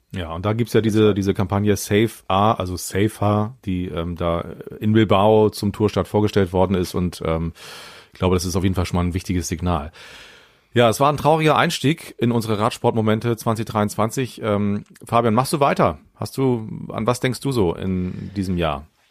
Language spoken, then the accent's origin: German; Bremen, Germany; für mich als Bremer